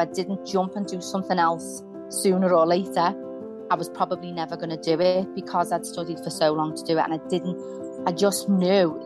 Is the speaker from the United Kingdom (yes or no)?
yes; Liverpool, North West England, United Kingdom; I grew up in Liverpool in a place called Kensington